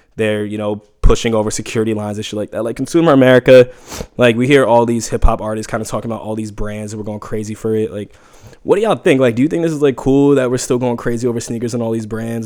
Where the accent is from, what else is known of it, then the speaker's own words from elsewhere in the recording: New York City, New York, United States; I grew up in Harlem for fifteen years